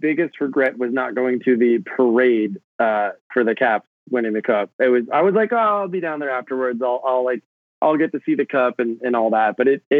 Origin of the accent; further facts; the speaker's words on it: New Jersey, United States; now in Brooklyn, United States; like I grew up in New Jersey. I live in Brooklyn now.